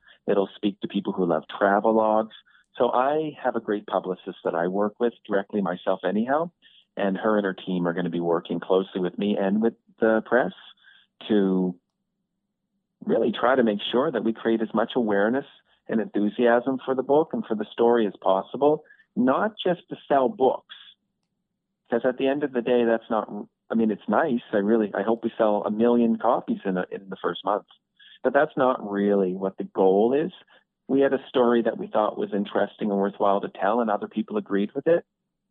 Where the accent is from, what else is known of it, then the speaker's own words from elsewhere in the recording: Kenya; also born or lived in Canada; so yes, we're from Africa, but I've also grown up a bit in Canada too. So, you know, I've grown up in Canada and in Kenya.